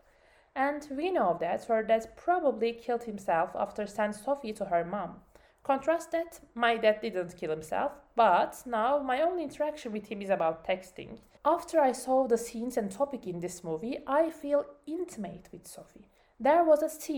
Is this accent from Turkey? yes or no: yes; Turkey; English is a second language; my home country, Turkey